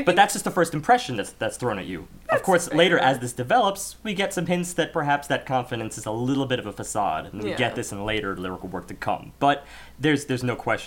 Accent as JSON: {"language": "English", "country": "United States", "said": "as an American audience"}